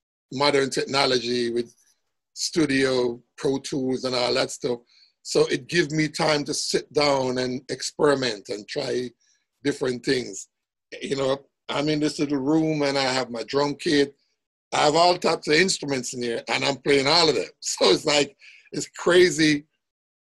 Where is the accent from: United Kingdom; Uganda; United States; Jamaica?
Jamaica; I grew up in a place, Jamaica, where it was musical.